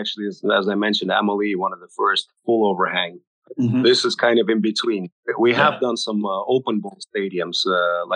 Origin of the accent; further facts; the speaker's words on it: Singapore; now in United States; I grew up in Singapore, as did my family